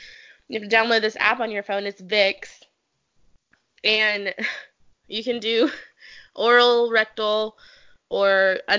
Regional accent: North Carolina, United States; So I grew up in North Carolina.

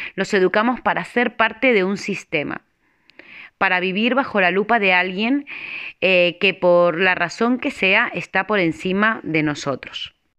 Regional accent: Argentina; moved away as an adult; now in Spain; Nací en Argentina, pero en el dos mil tres tomé la decisión de venir con mi familia a España.

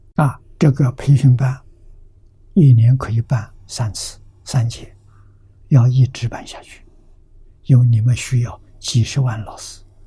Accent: China; 我们中国人

